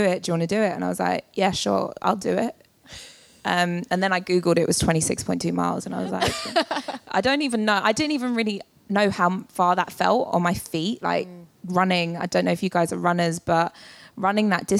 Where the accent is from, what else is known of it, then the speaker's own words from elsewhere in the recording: London, United Kingdom; as a Londoner